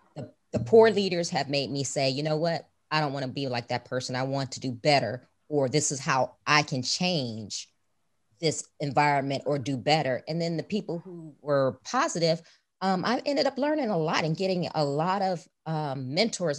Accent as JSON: {"language": "English", "town": "Chicago", "region": "Illinois", "country": "United States", "tie": "born or raised there", "moved": "as an adult", "lives_now": "Houston, United States", "said": "I grew up in Chicago"}